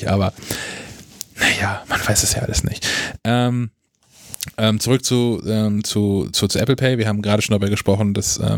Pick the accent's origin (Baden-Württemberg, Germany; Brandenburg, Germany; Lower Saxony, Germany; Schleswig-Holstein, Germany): Schleswig-Holstein, Germany; Kiel; ich komme aus Kiel und habe Familie auch in Dänemark und bin relativ häufig in Dänemark.